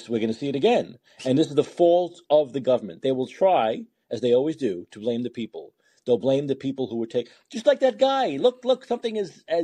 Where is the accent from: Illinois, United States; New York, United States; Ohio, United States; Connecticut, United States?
New York, United States; New York City; I was growing up in Brooklyn, New York, almost every store owner I knew had a gun.